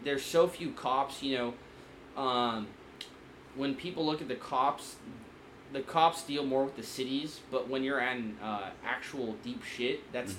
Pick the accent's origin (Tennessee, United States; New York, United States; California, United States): California, United States; San Diego; Growing up in San Diego... I never knew about, like, gang shit, really, because it's such a diverse area.